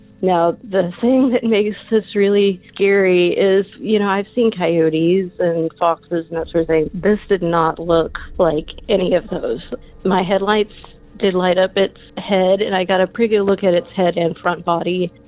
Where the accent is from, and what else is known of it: Texas, United States